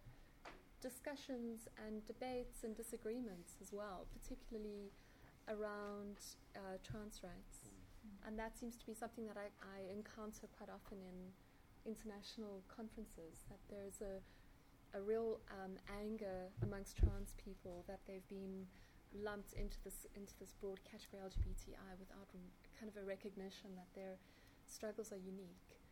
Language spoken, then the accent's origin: English; South Africa; I felt quite conscious of not of being a South African